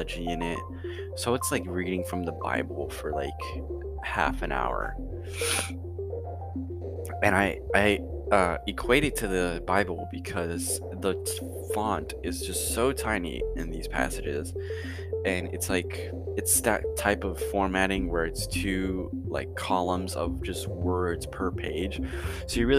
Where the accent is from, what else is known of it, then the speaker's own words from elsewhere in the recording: United States; I'm an American, Americans are kind of majorly Christian